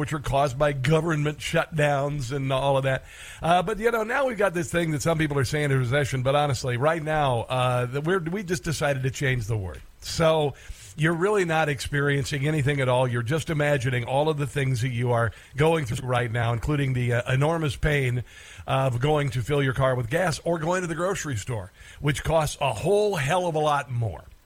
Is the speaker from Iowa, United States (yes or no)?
yes; Neola, Iowa, United States; moved away; lovely Neola, Iowa, my hometown, for my family reunion